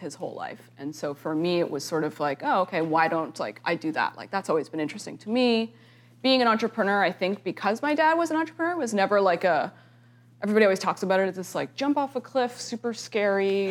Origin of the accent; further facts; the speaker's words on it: Canada; moved away as an adult; now in United States; I am Canadian